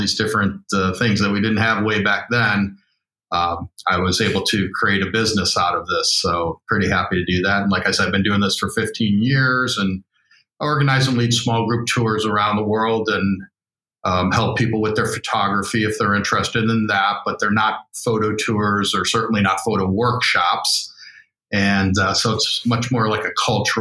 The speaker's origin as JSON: {"language": "English", "town": "Chicago", "region": "Illinois", "country": "United States", "tie": "born or raised there", "said": "I'm from Chicago."}